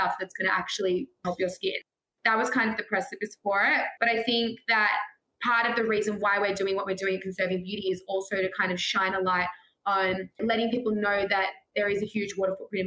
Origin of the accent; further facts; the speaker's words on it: Australia; growing up in Australia